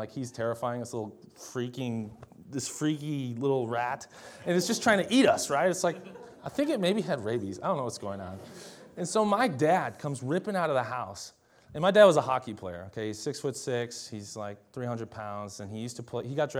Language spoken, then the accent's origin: English; Delano, Minnesota, United States; also born or lived in Champlain Park; I grew up in Champlain Park partly, and also in Delano, Minnesota. And they're both just outside of Minneapolis, but one was a suburb and one was more rural.